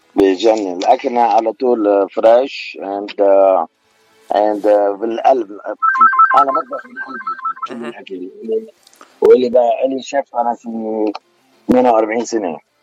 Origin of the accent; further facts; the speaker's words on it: Beirut, Beirut Governorate, Lebanon; accent: Beiruti; now in United States; انا من بيروت انا من لبنان